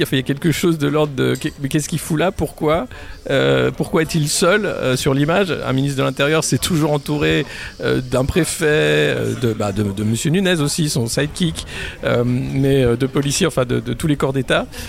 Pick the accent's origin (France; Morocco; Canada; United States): France; on est français